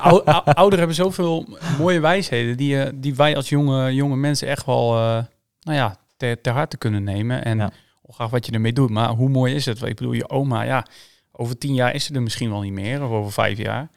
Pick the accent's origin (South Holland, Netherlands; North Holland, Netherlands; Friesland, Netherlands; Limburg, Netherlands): Friesland, Netherlands; Schraard; also born or lived in Sneek; Ik ben hier geboren in Sneek, maar ik ben getogen in, in, ehm, in Schraert